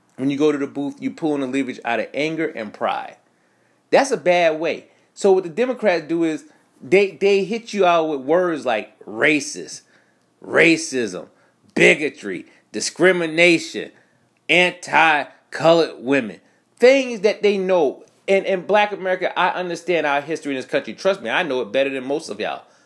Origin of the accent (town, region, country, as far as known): United States